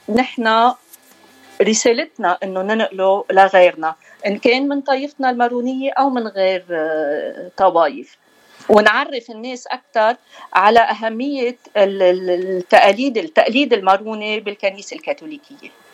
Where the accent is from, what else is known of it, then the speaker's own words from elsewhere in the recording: Beirut, Beirut Governorate, Lebanon; accent: Beiruti; moved away as an adult; also born or lived in Asia, Batroun District, North Lebanon; now in United States; عشنا كل حياتنا ببيروت مشان هيك اخذنا ما اخذنا الاكسنت الشمالي ما آه. عندنا الاكسنت